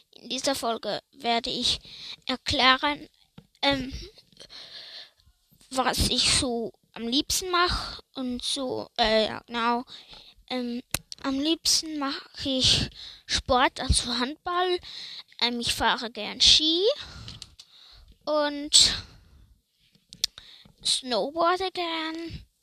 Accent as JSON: {"language": "German", "country": "Switzerland", "said": "ich komme aus der Schweiz, genau zu sein."}